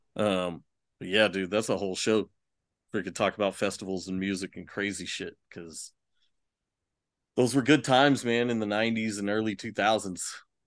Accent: Austin, Texas, United States; growing up in Austin

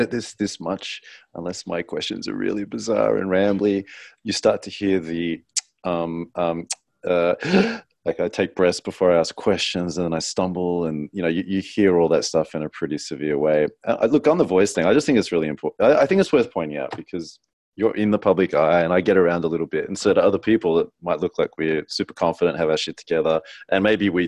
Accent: Australia; accent: Australian; Just that Australian, whatever I grew up around

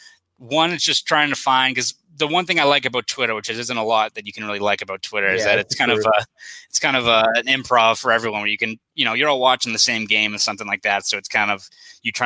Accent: Boston, Massachusetts, United States; born and raised in Southie

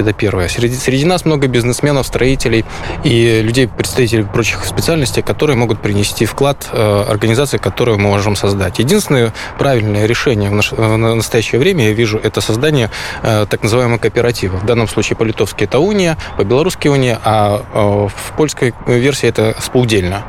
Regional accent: Belarus; мы, белорусы

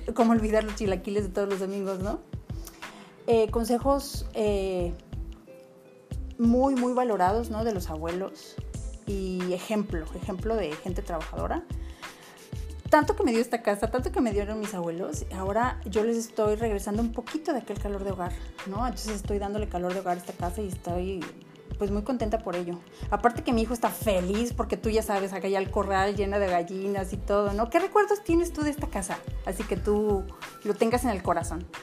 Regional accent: Autlán, Jalisco, Mexico; estamos grabando justo en Autlán, Jalisco, donde yo nací y crecí aquí

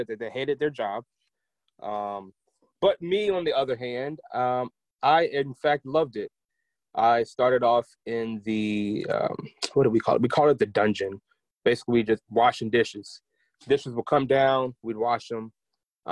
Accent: Nashville, Tennessee, United States; also born or lived in Portsmouth, Virginia / Kentucky; Originally, I am from Virginia, Portsmouth, Virginia, but I grew up in Nashville.

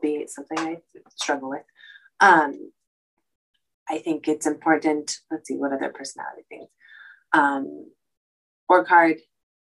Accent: California, United States; also born or lived in Rhode Island; I came back home from Rhode Island back to California

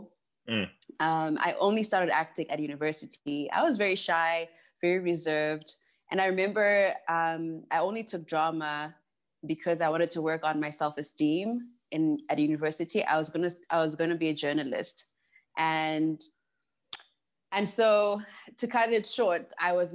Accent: Harare, Zimbabwe; I actually wasn't born in the village, but I was born in Harare, Zimbabwe. Mm-hmm. And I grew up in a very conservative family.

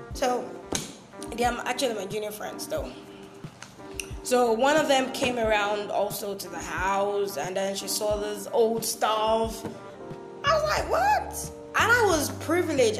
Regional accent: Bakassi, Cross River, Nigeria; I'm from Cross River State. I'm a native of Bakassi local government area

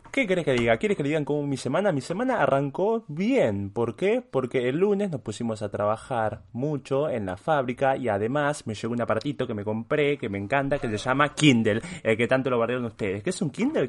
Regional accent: Uruguay; also born or lived in Switzerland; yo soy uruguayo

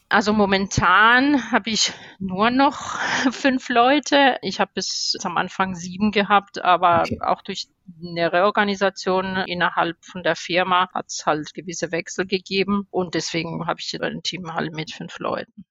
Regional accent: Spain; German is a second language; moved away as an adult; also born or lived in Stuttgart, Germany; now in Germany; ich bin eigentlich ähm, erst mit 18 Jahren nach Deutschland gekommen bin gebürtige Spanierin

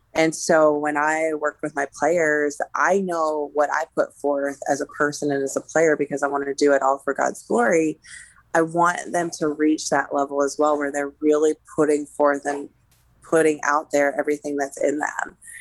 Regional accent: Pittsburgh, Pennsylvania, United States; also born or lived in Colorado; I grew up in the Pittsburgh area. I'm originally from Colorado, but I did grade school and high school in the Pittsburgh area

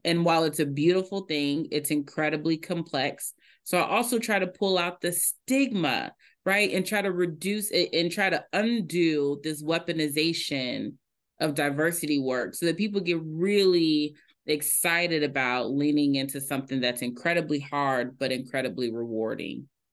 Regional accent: Indianapolis, Indiana, United States; I am from Indianapolis, Indiana, a Hoosier through and through

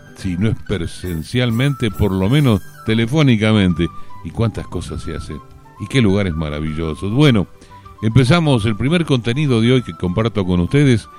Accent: southwest Buenos Aires Province, Argentina; yo soy también habitante de este suroeste bonaerense

